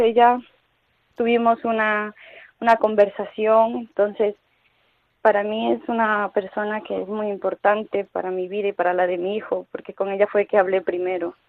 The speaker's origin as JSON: {"language": "Spanish", "country": "Ecuador", "moved": "yes", "lives_now": "Toledo, Spain", "said": "soy de Hispanoamérica, soy de Ecuador y bueno, he llegado hace 11 años aquí con mi madre, con mi hermana"}